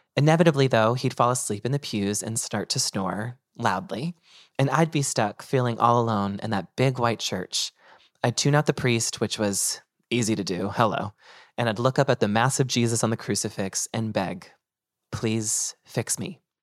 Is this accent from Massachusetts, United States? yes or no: yes; North Andover, Massachusetts, United States; moved away as an adult; now in New York City, United States; my hometown, which was North Andover, Massachusetts